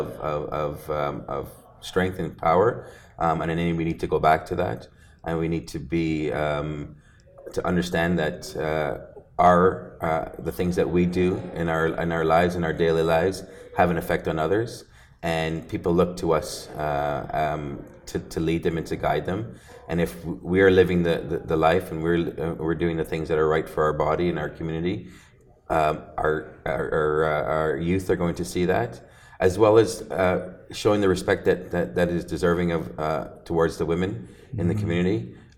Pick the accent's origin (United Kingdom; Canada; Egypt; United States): Canada; Ontario; I'm from Ontario